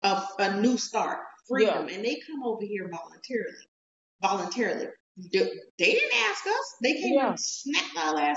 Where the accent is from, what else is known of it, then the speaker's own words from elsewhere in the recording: United States; I'm American.